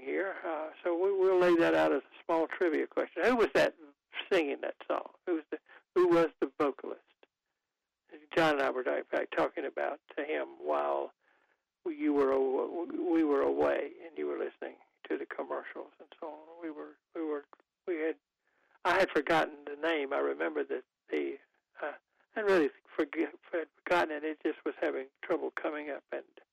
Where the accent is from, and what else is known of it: Goldsboro, North Carolina, United States; born or raised there